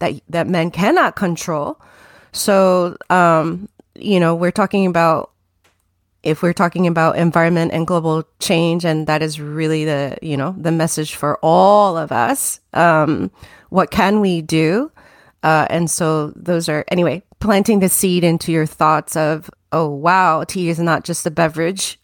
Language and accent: English; Tokyo, Japan; moved away as an adult; also born or lived in New Jersey, United States; now in United States; that is when I was still at about nine years old, and all my adolescence, I grew up in Tokyo.